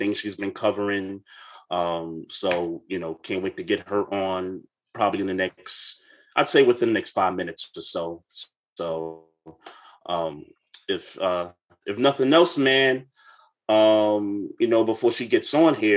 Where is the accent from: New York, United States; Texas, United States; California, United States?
New York, United States; New York City; I am originally from Brooklyn, New York, born and raised